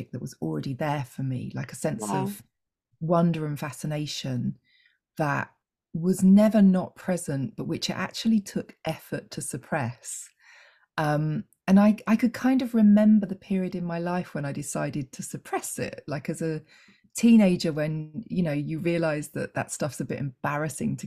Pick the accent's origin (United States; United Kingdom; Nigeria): United Kingdom; England; I'm English